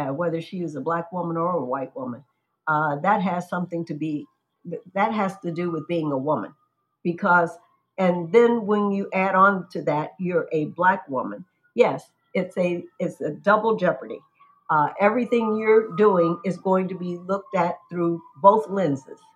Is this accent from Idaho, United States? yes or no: no; Chicago, Illinois, United States; I'm from Chicago